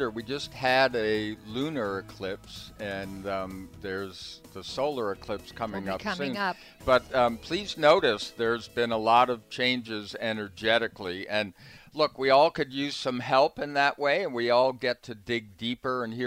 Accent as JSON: {"language": "English", "region": "East Coast", "country": "United States", "moved": "yes", "said": "I pronounce Aloha funny, like, because I'm from the East Coast"}